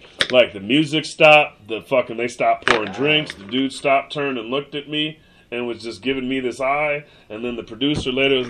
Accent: Seattle, Washington, United States; also born or lived in White Center / Burien / Des Moines, Washington; because I'm from the West.

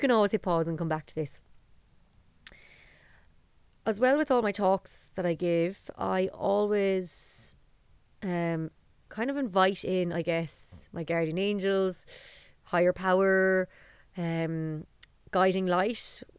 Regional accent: Dublin, Leinster, Ireland; And I guess that story starts in Dublin. So I was born in 1989 in the Coombe Hospital. And there my life began in Dublin with my mother Pauline, my father Maxie and my brother Marcus. And our family home was in Dundrum

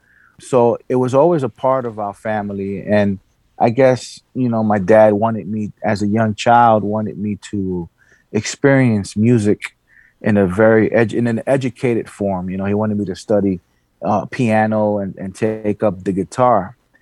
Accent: New York City, New York, United States; I'm very happy to be from the South Bronx and honored. I was raised there.

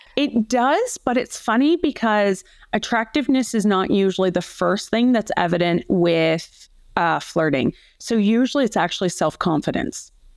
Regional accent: Canada; moved away as an adult; now in Australia; I am originally a Canadian who came over to Australia about twenty-one years ago

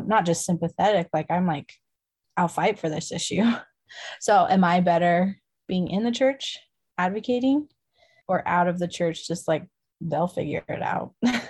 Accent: Idaho, United States; I'm from Idaho and like, I don't know, there's like these, yeah, I look Mormon. I mean, I do look Mormon.

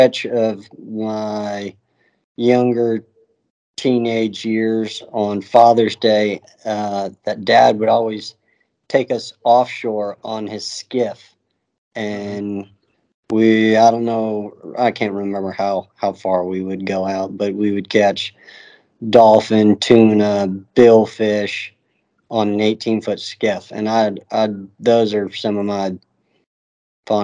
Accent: Florida Keys, United States; now in Apalachicola, United States; I grew up in the Keys as a youngster

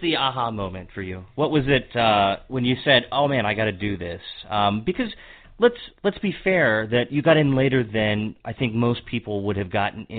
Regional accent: Hagerstown, Maryland, United States; also born or lived in Capitol Hill, Washington, D.C.; I was born and raised in Maryland, in Western Maryland.

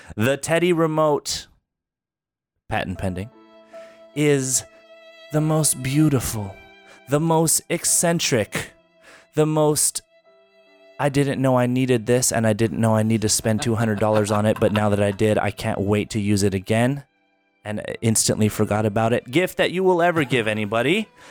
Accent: Albuquerque, New Mexico, United States; also born or lived in Philadelphia, Pennsylvania; Uh, Albuquerque, New Mexico.

